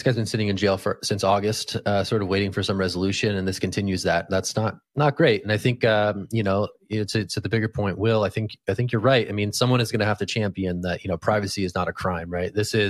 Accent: California, United States; born there; So as a Californian by birth, I'm all in.

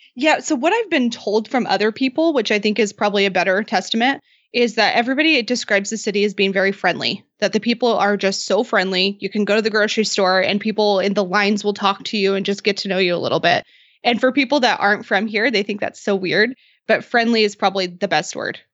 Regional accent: Idaho, United States; now in Boise, United States; I grew up in Idaho always, but I was about two hours away in a really small farming city of ten thousand people

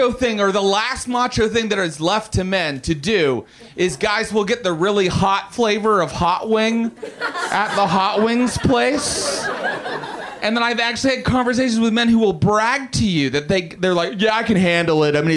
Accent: West Virginia, United States; I'm from West Virginia.

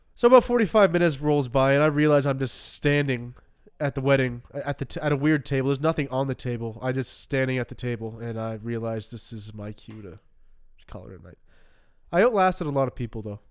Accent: Canada; growing up in Canada

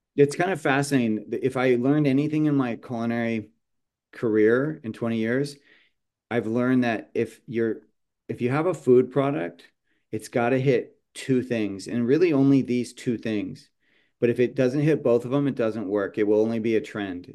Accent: San Jose, California, United States; moved away; also born or lived in Portland, Oregon; I grew up in San Jose

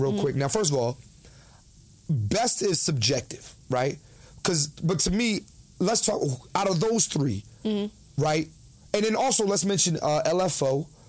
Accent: Philadelphia, Pennsylvania, United States; born or raised there

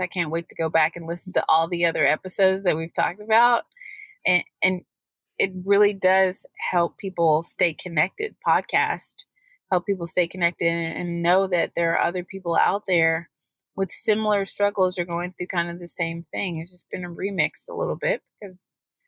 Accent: United States; We are American today

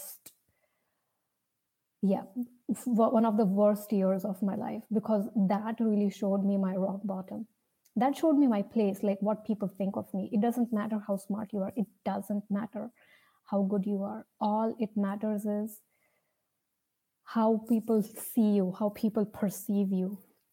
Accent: India; As you can see from my name and my accent, probably you can see I'm from India.

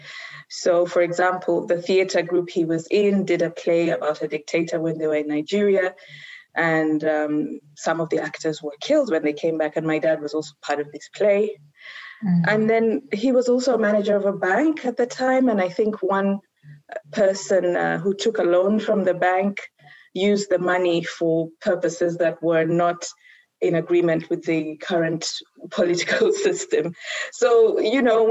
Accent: Zambia; moved away; also born or lived in Uganda / Kenya; I spent about 10 years in Zambia in primary school

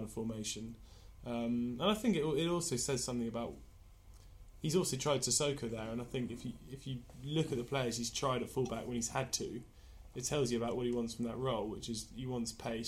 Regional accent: Oxford, South East England, United Kingdom; my hometown club, Oxford United

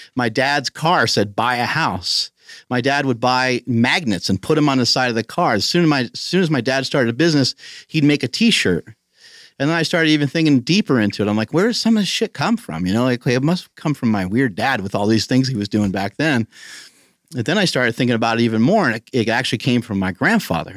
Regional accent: New York, United States; moved away; I'm from New York originally.

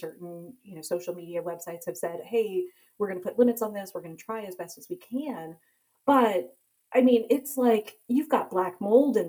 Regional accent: United States; born and raised in America, though, but my parents immigrated from India

